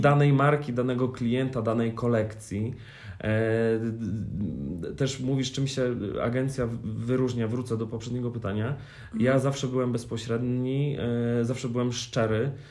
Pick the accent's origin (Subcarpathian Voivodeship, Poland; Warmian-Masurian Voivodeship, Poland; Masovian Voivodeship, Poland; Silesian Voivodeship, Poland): Masovian Voivodeship, Poland; Warsaw; ja jestem z Warszawy